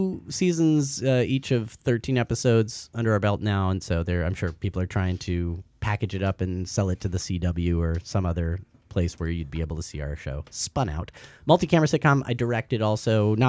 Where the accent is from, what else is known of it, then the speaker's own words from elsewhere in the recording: Santa Barbara, California, United States; moved away as an adult; also born or lived in Toronto, Canada / Los Angeles; I grew up in Santa Barbara, California.